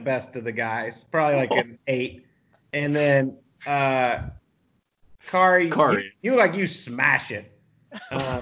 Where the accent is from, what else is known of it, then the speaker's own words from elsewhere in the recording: Canada; we're Canadian